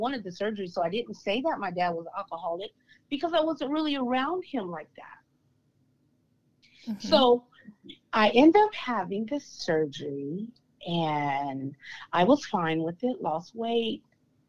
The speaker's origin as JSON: {"language": "English", "town": "Stockton", "region": "California", "country": "United States", "tie": "born or raised there", "said": "So I was born and raised in Stockton, California"}